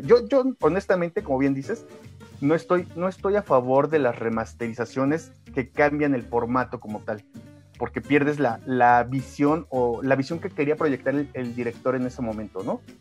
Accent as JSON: {"language": "Spanish", "country": "Mexico", "said": "nosotros estamos acostumbrados al Día de Muertos, no nacimos en el Gabacho"}